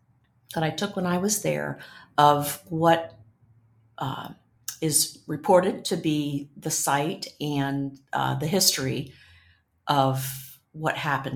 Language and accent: English; Licking County, Ohio, United States; I grew up in Licking County, about 20 miles from Ye Olde Mill in Utica, Ohio